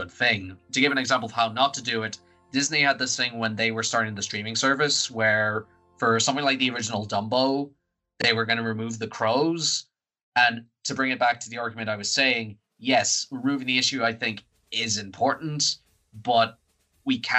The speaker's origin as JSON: {"language": "English", "country": "Ireland", "said": "we're free white guys from Ireland"}